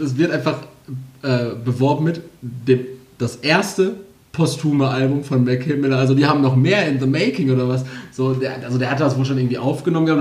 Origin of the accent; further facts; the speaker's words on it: Castrop-Rauxel, North Rhine-Westphalia, Germany; bei uns in Castro